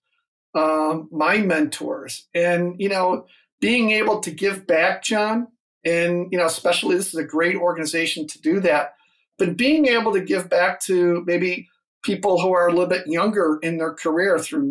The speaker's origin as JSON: {"language": "English", "town": "Joliet", "region": "Illinois", "country": "United States", "tie": "born or raised there", "said": "my days growing up in Joliet"}